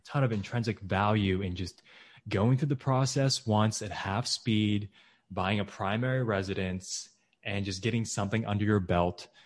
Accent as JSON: {"language": "English", "region": "Texas", "country": "United States", "tie": "born or raised there", "also_born_or_lived": "Michigan", "moved": "as an adult", "said": "Texas, my home state"}